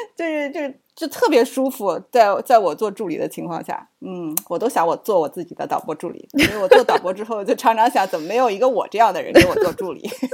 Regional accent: Suzhou, Jiangsu, China; also born or lived in Shijiazhuang; now in United States; 我小时候是在石家庄，很小的时候。然后后来我爸那个要转业了嘛，然后我们就回到苏州

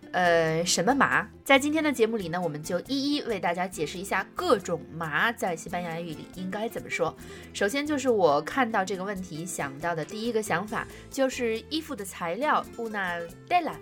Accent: China; 我们中国人会说白酒是辣的

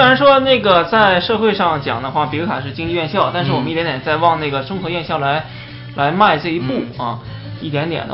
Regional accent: Liaoning, China; 我们东北啊，我是东北人

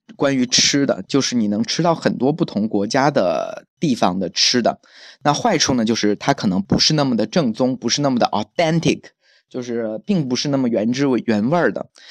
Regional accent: Jiangnan, China; also born or lived in Texas, United States; now in Dallas, United States; 我们江南人

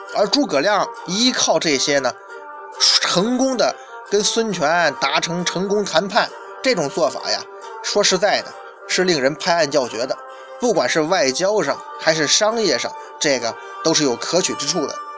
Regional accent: China; 我们中国人

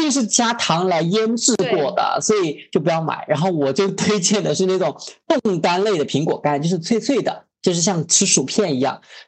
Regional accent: Sichuan, China; now in Guangdong, China; 我是四川人啊

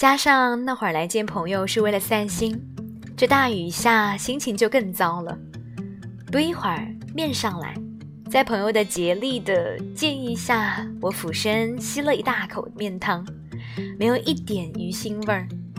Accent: South China, China; 明明是南方小孩，怎么就不爱吃馄饨，反而喜欢吃水饺；不爱吃米饭，反而喜欢吃面条；喜欢干燥，讨厌潮湿。我从小就是这样。

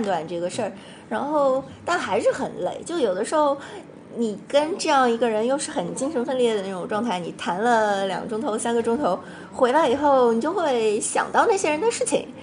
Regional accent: Shanghai, China; moved away as an adult; now in United States; 我是上海人，对。然后我从小就在上海读书的

